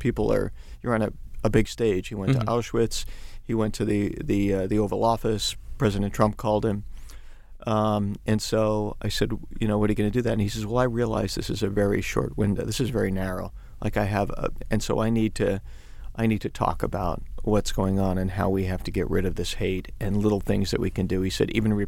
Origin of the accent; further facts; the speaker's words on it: New York City, New York, United States; I grew up in Queens